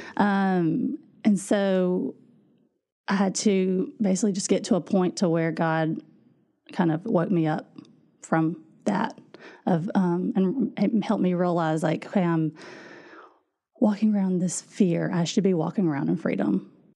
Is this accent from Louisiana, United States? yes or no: yes; Louisiana, United States; moved away as an adult; now in Indiana, United States; we are from Louisiana, actually. And so that's where I grew up